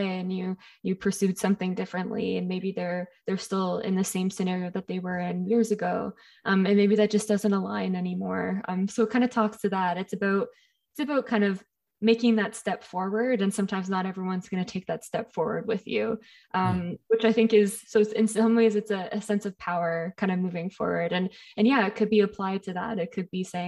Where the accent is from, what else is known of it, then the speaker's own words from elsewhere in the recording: Ontario, Canada; I grew up in Ontario